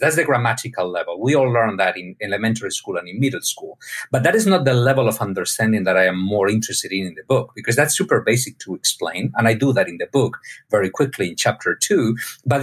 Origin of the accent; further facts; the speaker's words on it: Spain; My dad is a medical doctor, also from Spain. I was born in Spain